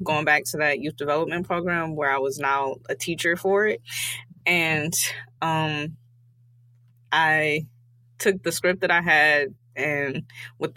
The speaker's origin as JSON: {"language": "English", "town": "Detroit", "region": "Michigan", "country": "United States", "tie": "born or raised there", "said": "I am born and raised in Detroit, Michigan"}